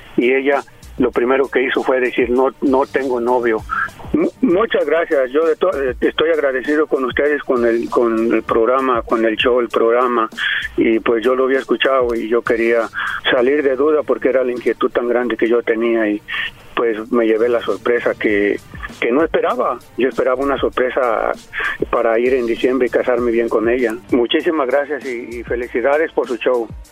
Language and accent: Spanish; Jalisco, Mexico; Yo soy de Jalisco.